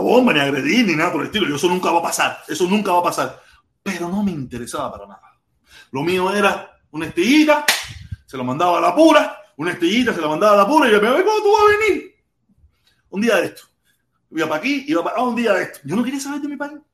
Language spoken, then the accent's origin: Spanish; Cuba; moved away; Yo me fui de Cuba detestando mi país. Yo quería ser de cualquier parte del mundo cuando vivía en Cuba